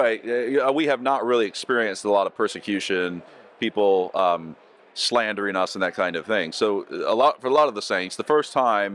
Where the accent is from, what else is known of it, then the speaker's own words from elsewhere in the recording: Florida, United States; where I grew up in Florida